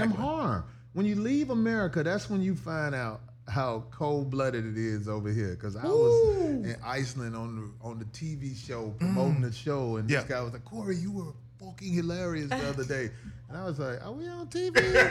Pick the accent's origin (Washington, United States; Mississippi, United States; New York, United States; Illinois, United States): Illinois, United States; Chicago; I come from Robert Taylor Homes in Chicago.